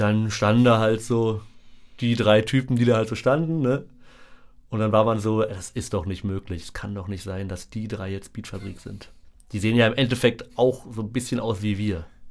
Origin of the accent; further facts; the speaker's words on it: Berlin, Germany; meine Erinnerungen an meine Kindheit in Berlin sind tatsächlich sehr romantisch verklärt, weil ich einfach direkt an der Mauer gewohnt habe.